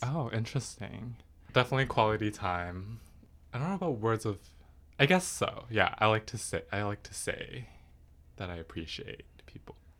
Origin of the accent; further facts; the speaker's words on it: Richmond, British Columbia, Canada; I was born in Richmond. One interesting thing about Richmond is that it's very, I feel like it's very Asian. Growing up in school